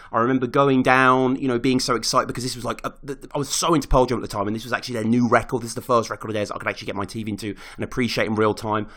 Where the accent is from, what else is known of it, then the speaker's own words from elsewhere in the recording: Birmingham, West Midlands, United Kingdom; I was living in my hometown of Birmingham